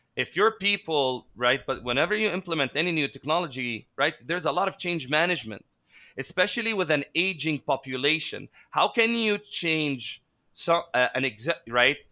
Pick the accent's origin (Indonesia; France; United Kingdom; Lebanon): Lebanon; moved away as an adult; now in Philippines; growing up in Lebanon, uh, I witnessed three wars by age twenty-one.